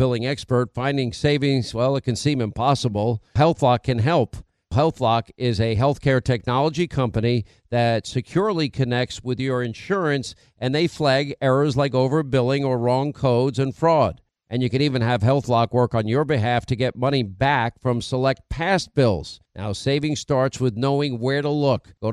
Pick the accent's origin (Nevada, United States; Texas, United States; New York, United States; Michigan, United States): New York, United States; I'm a New Yorker.